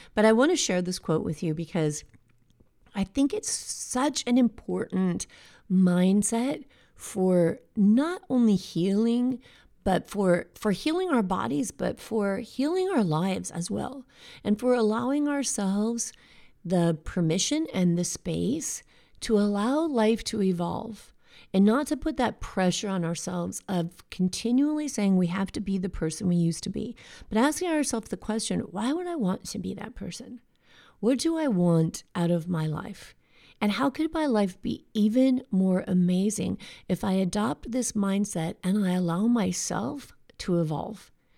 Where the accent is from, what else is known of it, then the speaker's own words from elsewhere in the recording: United States; here in America